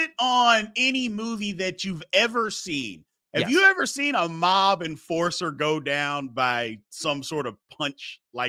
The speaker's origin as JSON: {"language": "English", "town": "Louisville", "region": "Kentucky", "country": "United States", "said": "And look, I love Louisville. I'm from Louisville."}